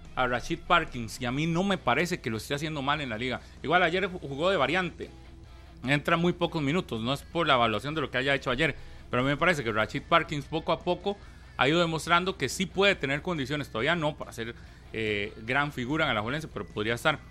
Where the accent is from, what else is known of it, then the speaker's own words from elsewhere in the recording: Costa Rica; ni como costarricense